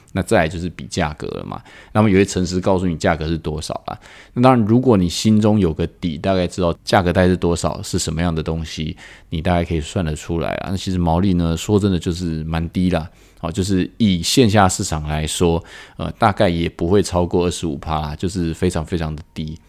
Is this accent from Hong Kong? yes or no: no; Taiwan; 我们台湾人